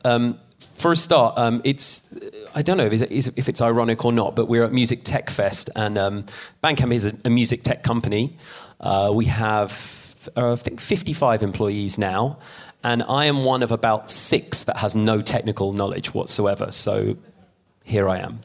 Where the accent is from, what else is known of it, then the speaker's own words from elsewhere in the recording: London, United Kingdom; moved away as an adult; also born or lived in Sheffield; I'm now back in my hometown of London